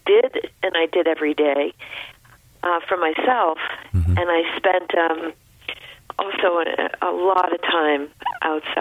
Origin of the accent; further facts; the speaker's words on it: Rumford, Maine, United States; I grew up in rural Rumford Point, so it was very close to the Bethel area